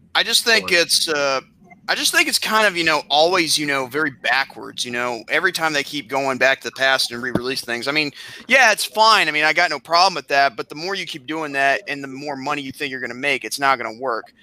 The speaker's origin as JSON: {"language": "English", "town": "Boston", "region": "Massachusetts", "country": "United States", "said": "I'm from Boston"}